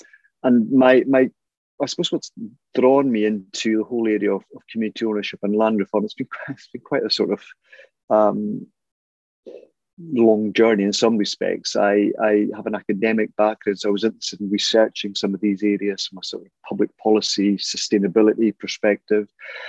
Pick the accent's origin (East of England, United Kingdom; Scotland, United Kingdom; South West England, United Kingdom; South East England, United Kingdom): Scotland, United Kingdom; Isle of Skye; moved away as an adult; also born or lived in Inverness; now in Glasgow, United Kingdom; I was born in Inverness. I grew up in the Isle of Skye, but I always say that I've got dual island identity because my parents were from the Isle of Harris. So I'm really sort of in Gaelic, a Skianach from Skye and a Herach from Harris.